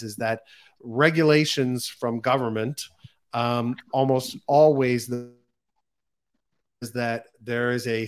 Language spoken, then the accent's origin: English; United States; being an American